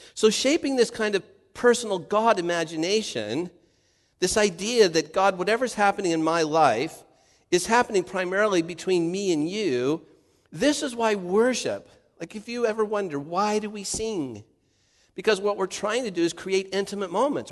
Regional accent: Santa Ana, California, United States; I grew up in Santa Ana, just seven, eight, I don't know, nine miles from the ocean or something

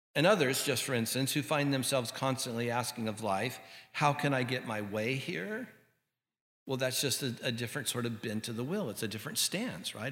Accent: Santa Ana, California, United States; our little house that I grew up in in Santa Ana

